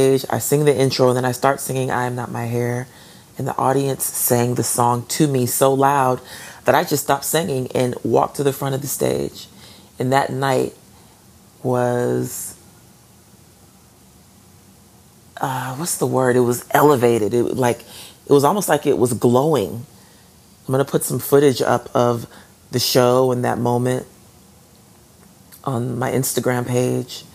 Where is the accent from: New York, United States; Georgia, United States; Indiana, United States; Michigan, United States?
Georgia, United States; Atlanta; moved away; my hometown